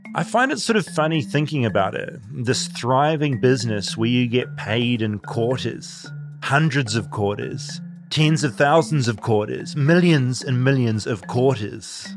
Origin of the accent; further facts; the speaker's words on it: New Zealand; moved away as an adult; now in Los Angeles, United States; a New Zealander accidentally marooned in America